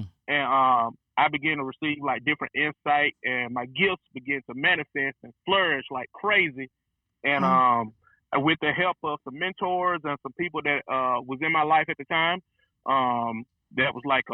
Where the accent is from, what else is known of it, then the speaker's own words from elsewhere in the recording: Rome, Georgia, United States; I'm from Rome, Georgia. grew up in East Rome. Then we moved to North Rome